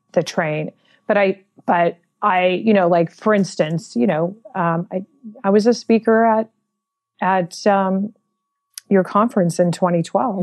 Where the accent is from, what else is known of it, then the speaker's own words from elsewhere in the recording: San Francisco, California, United States; I was born and raised in San Francisco in the Mission District.